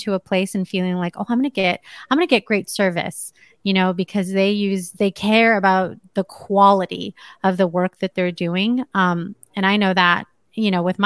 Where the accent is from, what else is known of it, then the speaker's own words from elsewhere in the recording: California, United States; now in Las Vegas, United States; I live in Las Vegas. I'm from California